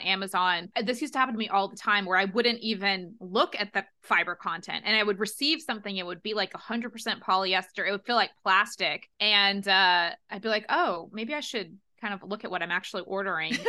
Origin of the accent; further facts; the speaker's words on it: United States; also born or lived in London; being an American student abroad